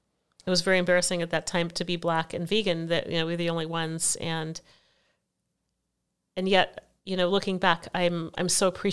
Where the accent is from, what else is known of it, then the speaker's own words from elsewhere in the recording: Portland, Oregon, United States; also born or lived in Eugene / Venezuela / Mexico / Washington, D.C.; I was born here in Portland, Oregon, spent my early years here in Portland and Eugene, Oregon, Venezuela, Mexico, Washington, D.C. So my family moved around a lot.